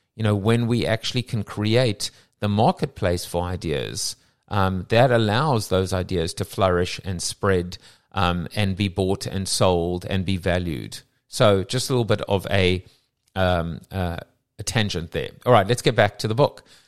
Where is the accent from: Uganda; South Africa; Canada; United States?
South Africa; accent: South African; my South African accent